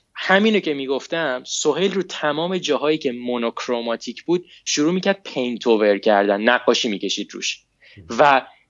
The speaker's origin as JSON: {"language": "Persian", "country": "Iran", "moved": "as an adult", "lives_now": "United States", "said": "من موقعی که از ایران اومدم بیرون هنوز درسم تموم نشده بود"}